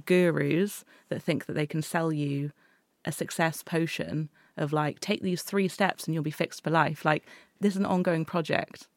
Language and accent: English; Exeter, South West England, United Kingdom; I grew up in Exeter.